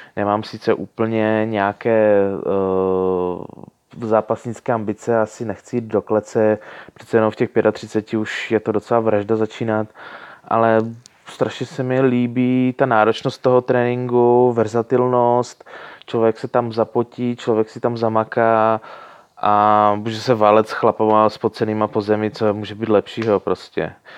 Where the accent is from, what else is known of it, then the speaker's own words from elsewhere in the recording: Ostrava, Moravian-Silesian Region, Czechia; now in Prague, Czech Republic; Původně jsem z Moravy, nebo spíš ze Slezska, k- okolo Ostravy